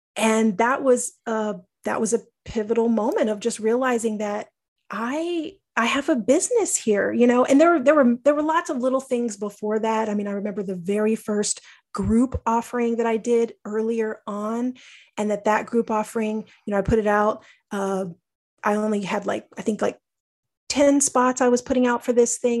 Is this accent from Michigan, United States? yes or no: no; Texas, United States; I grew up in Texas